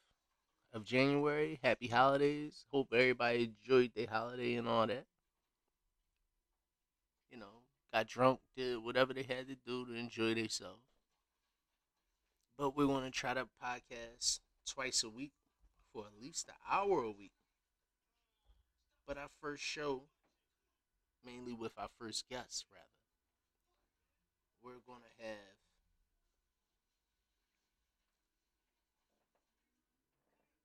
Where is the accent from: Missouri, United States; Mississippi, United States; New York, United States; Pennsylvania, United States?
Pennsylvania, United States; Philadelphia; also born or lived in Compton, California / Chicago / Los Angeles / Las Vegas; I grew up mainly based in North Philadelphia